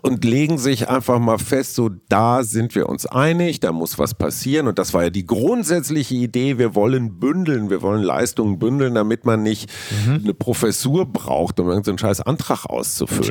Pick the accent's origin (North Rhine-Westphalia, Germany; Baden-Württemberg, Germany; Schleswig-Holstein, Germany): North Rhine-Westphalia, Germany; Münster; meiner Heimatstadt Münster